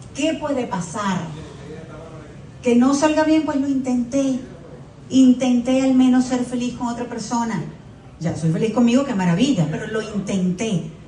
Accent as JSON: {"language": "Spanish", "country": "Venezuela", "moved": "yes", "lives_now": "Miami, United States", "said": "siempre soy venezolana. Y quiero representar lo mejor posible a mi país"}